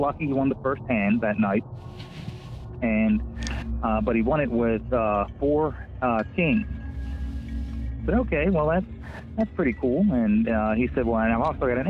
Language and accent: English; Maryland, United States; my hometown in Maryland.